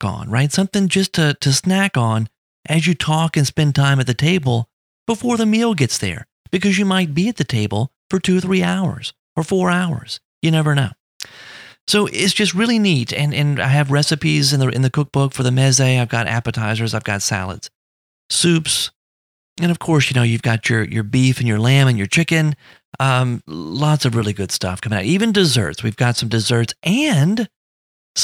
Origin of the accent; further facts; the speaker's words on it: South Louisiana, United States; I'm right outside of New Orleans, so I grew up in South Louisiana